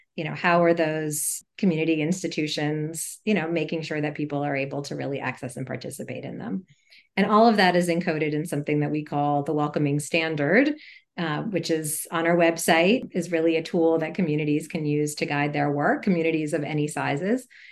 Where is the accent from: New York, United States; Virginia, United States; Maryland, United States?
Maryland, United States; Montgomery County; also born or lived in Atlanta, Georgia; I grew up in uh, a suburb of Washington, D.C., in Montgomery County, Maryland